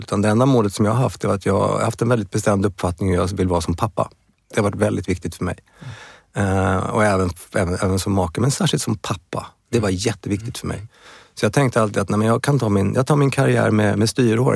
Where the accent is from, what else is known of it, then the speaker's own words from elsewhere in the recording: Stockholm, Stockholm County, Sweden; also born or lived in Uppsala; Jag är född i Stockholm i Bromma